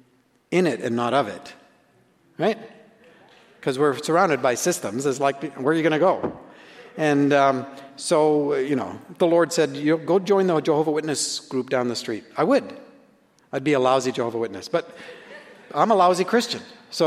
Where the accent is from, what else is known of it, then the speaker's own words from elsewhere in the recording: Canada; I'm a Canadian